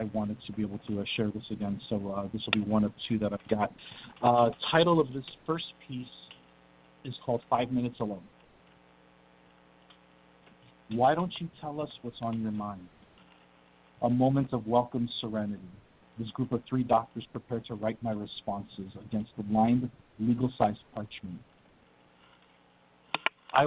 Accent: New Jersey, United States; I'm from Jersey too

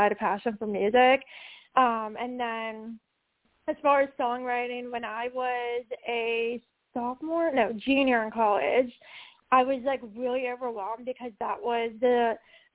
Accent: Pittsburgh, Pennsylvania, United States; I'm from Pittsburgh

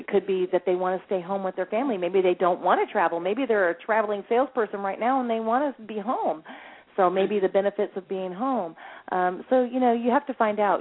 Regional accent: California, United States; also born or lived in Lexington, Kentucky; I was born in in Lexington, Kentucky, moved to California when um I was only 5 years old

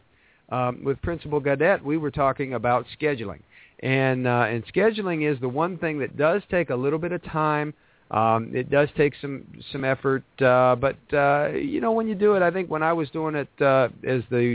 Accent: Ohio, United States; I'm in Ohio.

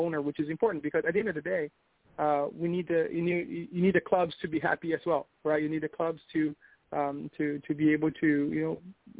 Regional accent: Brazil; now in South Florida, United States; We're all from Brazil

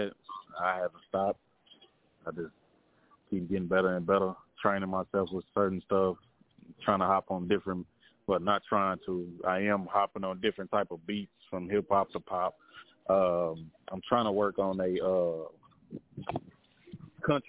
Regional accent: Fort Worth, Texas, United States; I'm from Fort Worth, Texas, west side of Fort Worth, Texas

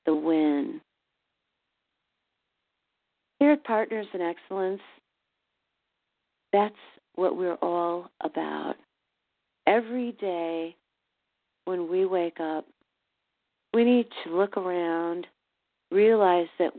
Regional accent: Chicago, Illinois, United States; now in St. Louis, United States; my hometown of Chicago

